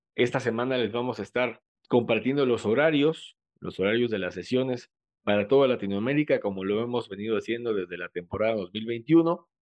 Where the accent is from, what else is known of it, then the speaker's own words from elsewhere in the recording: Mexico; como mexicanos